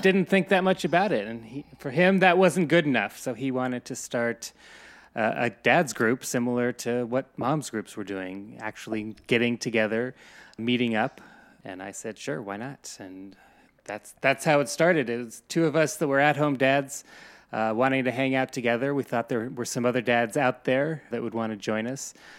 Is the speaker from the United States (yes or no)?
yes; Colorado, United States; now in New York City, United States; I grew up in Colorado, and I have no family here